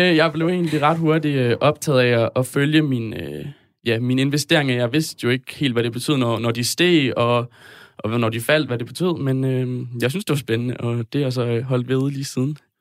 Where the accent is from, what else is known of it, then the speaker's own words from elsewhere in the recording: north of Aarhus, Central Denmark Region, Denmark; Jeg kommer fra Rigskov, lidt nord for Aarhus.